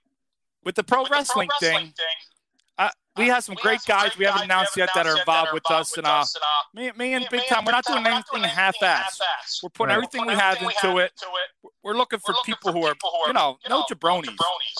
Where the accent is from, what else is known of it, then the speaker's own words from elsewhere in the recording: Deptford, New Jersey, United States; I grew up over in South Jersey.